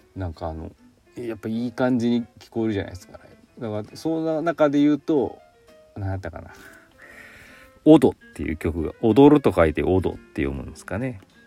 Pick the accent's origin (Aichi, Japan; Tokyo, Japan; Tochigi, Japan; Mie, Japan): Aichi, Japan; Chita Peninsula; now in Gifu, Japan; 愛知県出身なんでね知多半島のあっちの方がねやっぱり海沿いっていうかなんか海近い